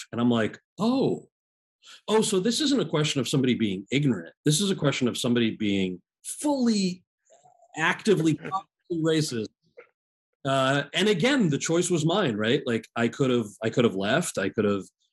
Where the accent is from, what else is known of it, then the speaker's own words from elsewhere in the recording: New Jersey, United States; I'm from New Jersey